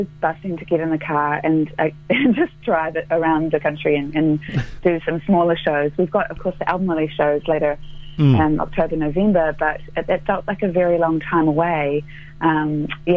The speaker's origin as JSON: {"language": "English", "town": "Christchurch", "region": "Canterbury", "country": "New Zealand", "tie": "born or raised there", "moved": "yes", "said": "I grew up here in Christchurch, and the South Island is very much my home"}